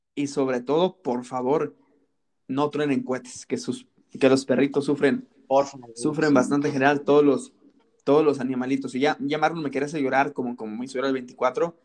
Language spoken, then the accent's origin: Spanish; Salamanca, Guanajuato, Mexico; yo soy de Salamanca, Guanajuato